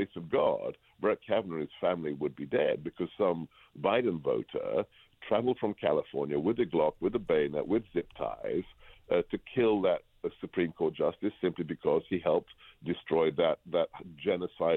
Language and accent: English; England, United Kingdom; moved away; I grew up in England, and where everybody just talks about the weather